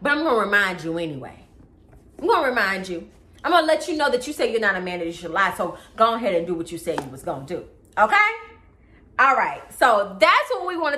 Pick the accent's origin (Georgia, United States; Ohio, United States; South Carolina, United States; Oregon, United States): Georgia, United States; Atlanta; I grew up in Atlanta, right? On the south side of Atlanta, right? Okay, in Fayette County to be exact